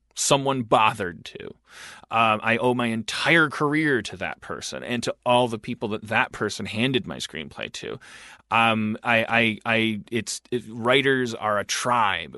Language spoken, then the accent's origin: English; Wisconsin, United States; I'm from Wisconsin